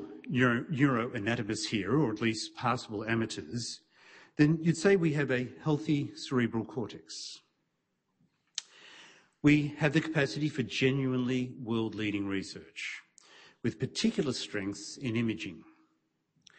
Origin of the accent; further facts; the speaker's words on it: Melbourne, Victoria, Australia; my hometown of Melbourne